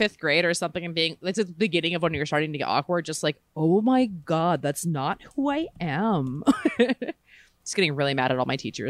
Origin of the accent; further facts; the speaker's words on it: Maryland, United States; I'm from Maryland, and there was a lot of bonfires like kind of in the, like, the more rural parts of where I grew up